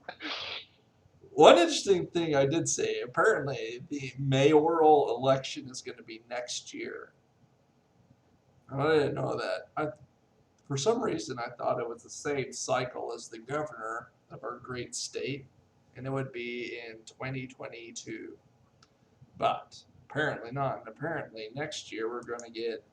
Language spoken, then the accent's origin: English; United States; my hometown of Molnir